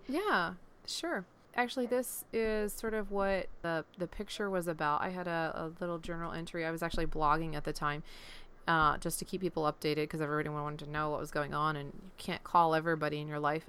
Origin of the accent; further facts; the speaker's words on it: Pennsylvania, United States; moved away as an adult; also born or lived in Iowa; now in Florida, United States; originally I grew up in Pennsylvania, and the, the Blue Mountains, um, that run up through Pennsylvania